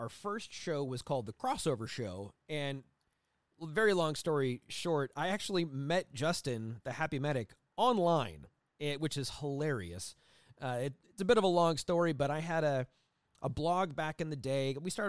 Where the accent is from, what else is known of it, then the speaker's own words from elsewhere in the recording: Scotland, United Kingdom; I am Scottish.